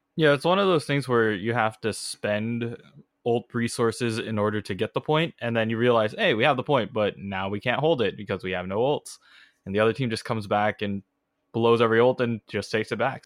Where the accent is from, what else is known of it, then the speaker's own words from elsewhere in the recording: California, United States; accent: thick Californian; I have the thick, you know, Californian accent